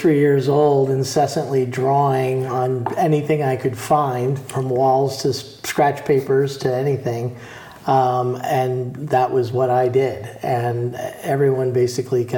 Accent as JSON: {"language": "English", "town": "New York City", "region": "New York", "country": "United States", "tie": "born or raised there", "also_born_or_lived": "Boston", "moved": "yes", "lives_now": "New Orleans, United States", "said": "Growing up in the New York City area"}